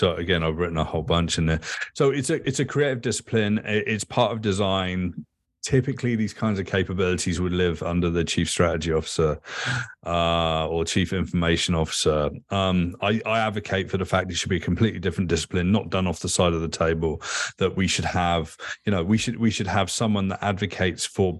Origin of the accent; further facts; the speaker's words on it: England, United Kingdom; Like, I grew up in England.